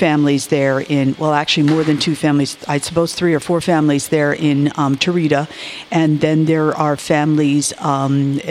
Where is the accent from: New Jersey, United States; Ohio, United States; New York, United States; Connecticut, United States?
Connecticut, United States; Darien; moved away as an adult; now in Tulla, Ireland; I grew up in a town called Darien, Connecticut, which is in Fairfield County